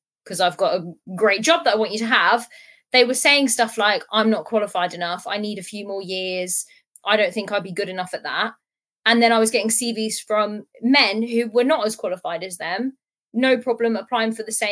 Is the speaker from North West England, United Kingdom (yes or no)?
no; Portsmouth, South East England, United Kingdom; I'm from Portsmouth